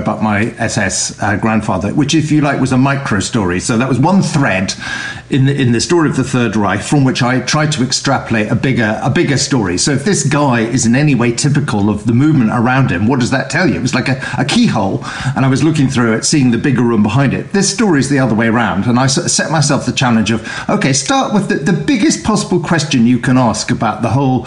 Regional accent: United Kingdom; growing up in Britain

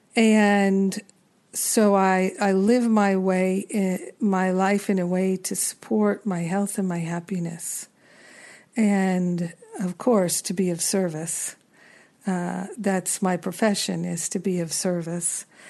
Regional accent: New York, United States; being a New Yorker

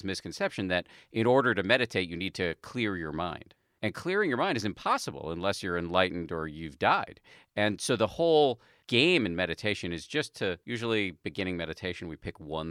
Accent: Massachusetts, United States; born or raised there

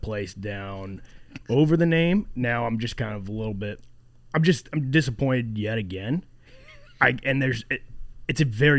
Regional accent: Maryland, United States; I'm a man from Maryland.

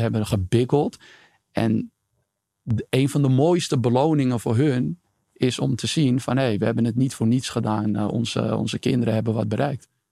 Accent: Amsterdam, North Holland, Netherlands; ik ben geboren en getogen in Amsterdam, Amsterdam-Oost om precies te zijn.

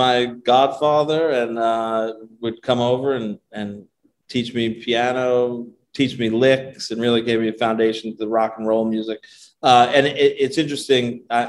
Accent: Ronkonkoma, New York, United States; I grew up in Ronkonkoma, so near Stony Brook.

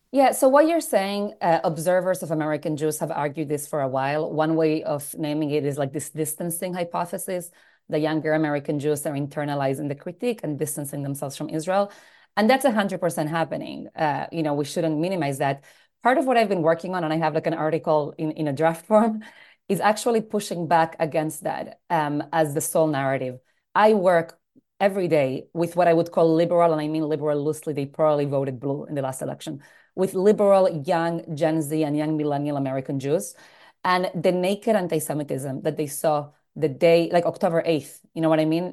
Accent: Argentina; also born or lived in United States; now in New York, United States; I was born in Argentina, uh, to a rabbinic family, so I grew up in a home that was always very involved in the Jewish community. Grew up in, in South America, moved to the States

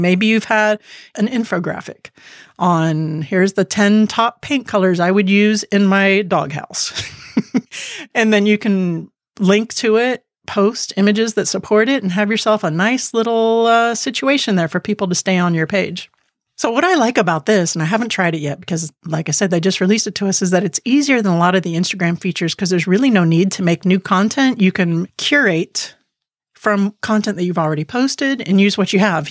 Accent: Key West, Florida, United States; I was born in Key West

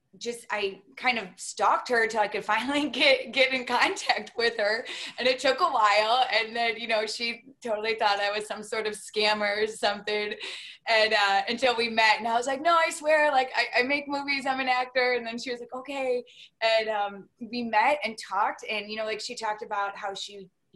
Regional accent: Detroit, Michigan, United States; I grew up in Detroit

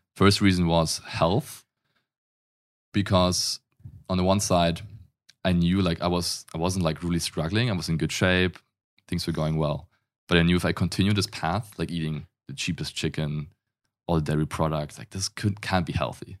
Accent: Germany; accent: German; English is a second language; I'm German. If you can't tell from the accent, I grew up in Germany

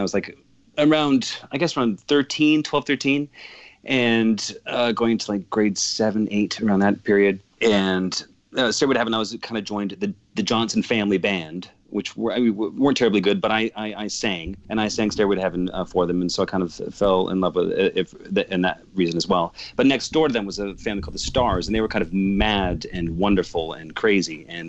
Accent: Calgary, Alberta, Canada; I grew up in Calgary

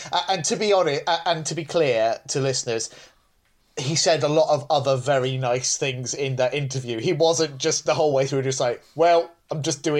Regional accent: England, United Kingdom; it's not a fashionable thing to say, and because we're all English, we don't talk about these things, but I'm an actor.

